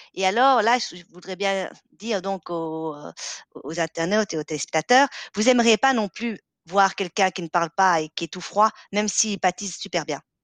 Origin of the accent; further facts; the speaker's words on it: Belgium; On est belge